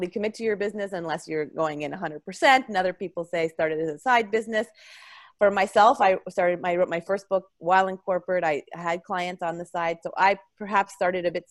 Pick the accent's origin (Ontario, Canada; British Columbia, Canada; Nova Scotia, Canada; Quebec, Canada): Ontario, Canada; I grew up in Ontario on a dairy farm